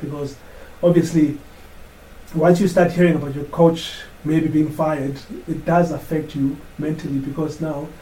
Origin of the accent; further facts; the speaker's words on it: Mthatha, Eastern Cape, South Africa; we grew up in Mthatha